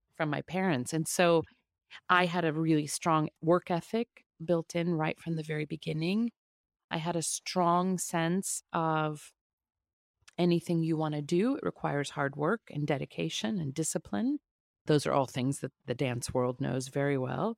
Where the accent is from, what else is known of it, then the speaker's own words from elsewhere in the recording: a suburban town outside of Kansas City, Midwest, United States; I grew up in the Midwest in a suburban town outside of Kansas City